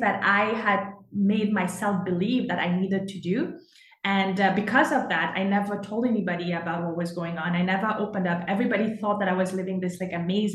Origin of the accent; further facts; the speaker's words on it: Mauritius; moved away as an adult; now in Canada; I was born and raised in Mauritius